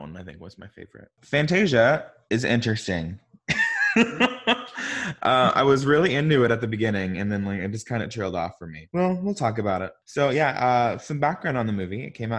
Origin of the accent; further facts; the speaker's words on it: Arkansas, United States; I'm from Arkansas.